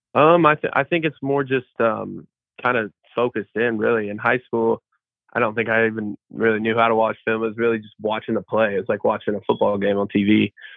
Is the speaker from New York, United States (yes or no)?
no; Evansville, Indiana, United States; moved away as an adult; I'm from Evansville, Indiana. I played at uh, Memorial High School, little 3A school, um, Southern Indiana